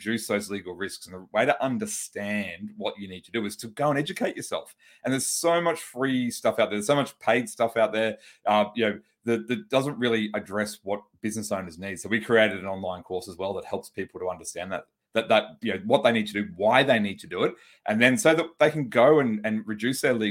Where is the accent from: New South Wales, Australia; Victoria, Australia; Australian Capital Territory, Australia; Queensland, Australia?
Queensland, Australia; Brisbane; I'm from Australia. I'm from a city called Brisbane